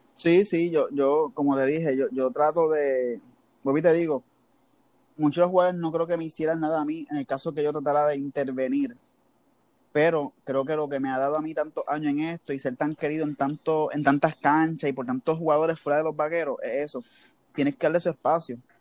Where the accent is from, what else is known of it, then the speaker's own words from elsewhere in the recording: Levittown, Puerto Rico; yo soy de Levitown.